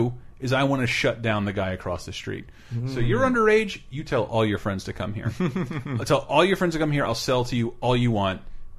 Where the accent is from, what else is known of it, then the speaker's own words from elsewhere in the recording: Tallahassee, Florida, United States; Growing up in Tallahassee